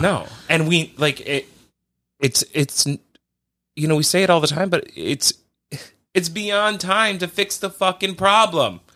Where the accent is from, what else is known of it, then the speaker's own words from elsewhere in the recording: United States; as an American person